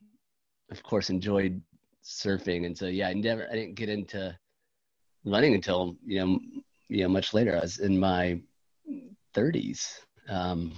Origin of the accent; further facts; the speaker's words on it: Jacksonville Beach, Florida, United States; I grew up on the East Coast in a small town on the East Coast of Florida, Jacksonville Beach, Neptune Beach.